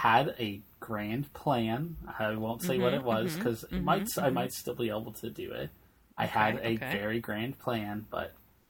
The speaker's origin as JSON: {"language": "English", "country": "Canada", "said": "I'm Canadian"}